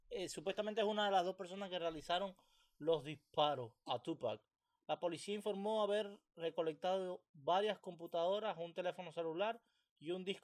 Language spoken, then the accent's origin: Spanish; Cuba; moved away; A mí todas esas cosas se me olvidaron. Yo salí de Cuba y ya yo...